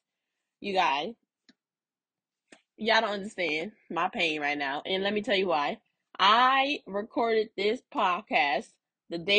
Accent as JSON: {"language": "English", "town": "Los Angeles", "region": "California", "country": "United States", "tie": "born or raised there", "also_born_or_lived": "Inglewood", "said": "I grew up on Slauson, the cross street, Slauson and Western"}